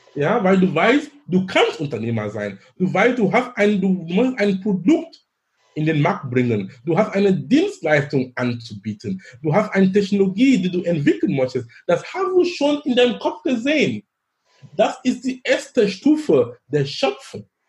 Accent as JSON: {"language": "German", "country": "Cameroon", "second_language": "German", "moved": "yes", "lives_now": "Hamburg, Germany", "said": "in Kamerun sein, wo ich herkomme ursprünglich"}